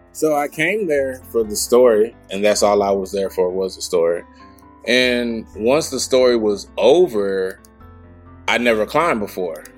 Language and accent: English; Memphis, Tennessee, United States; I'm from South Memphis, Tennessee. Grew up two minute walking distance away from the gym